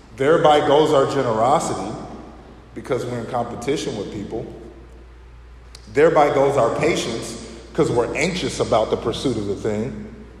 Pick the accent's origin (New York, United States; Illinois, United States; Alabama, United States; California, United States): Illinois, United States; Chicago; we're from Chicago